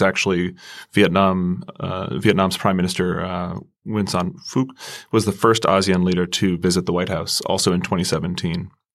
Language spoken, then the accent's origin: English; United States; I'm an American